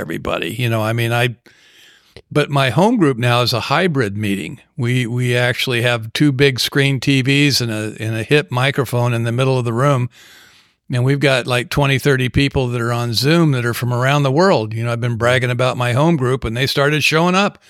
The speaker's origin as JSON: {"language": "English", "region": "Southern California", "country": "United States", "tie": "born or raised there", "said": "when I grew up in Southern California"}